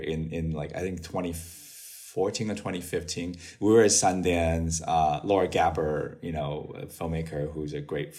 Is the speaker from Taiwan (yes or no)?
yes; Taiwan; now in United States; the two immigrant Taiwanese filmmakers in the U.S.